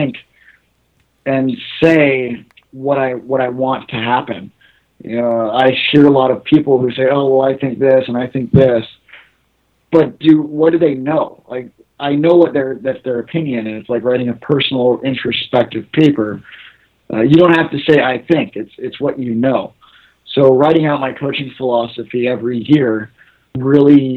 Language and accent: English; California, United States; now in Toronto, Canada; I'm born and raised in California, but now I live in Toronto, Ontario, Canada.